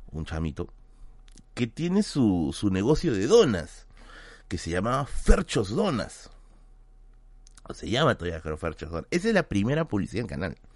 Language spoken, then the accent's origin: Spanish; Venezuela; ¿cómo hasta que somos los venezolanos se viene el, el, el, acento, no?